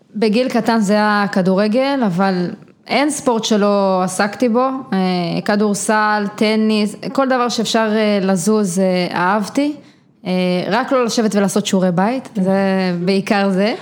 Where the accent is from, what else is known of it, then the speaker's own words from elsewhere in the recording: Givat Ela, Northern District, Israel; גדלתי בגבעת אלה, שזה יישוב קהילתי בעמק יזרעאל